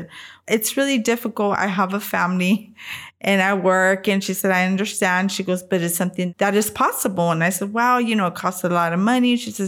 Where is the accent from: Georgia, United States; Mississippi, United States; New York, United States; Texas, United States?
Texas, United States; San Antonio; I am 49 years old. I am from San Antonio, Texas